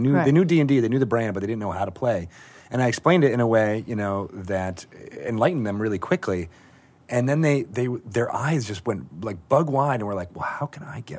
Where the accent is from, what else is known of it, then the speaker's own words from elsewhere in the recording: Connecticut, United States; moved away; I was from the Northeast. I was from Connecticut